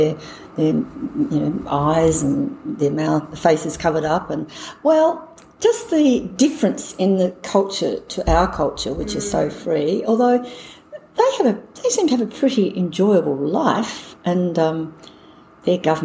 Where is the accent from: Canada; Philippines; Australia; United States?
Australia; Launceston, Tasmania; also born or lived in Hobart, Australia / London, United Kingdom; I grew up in Launceston, the north of the state. Went to school there